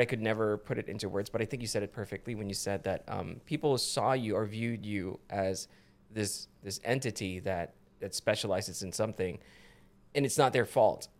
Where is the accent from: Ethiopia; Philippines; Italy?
Philippines; now in United States; when I was growing up in the Philippines